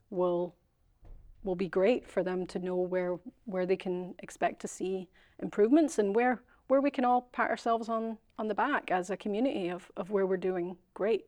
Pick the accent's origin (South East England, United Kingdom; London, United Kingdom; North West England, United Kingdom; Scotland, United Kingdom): Scotland, United Kingdom; moved away; Being Scottish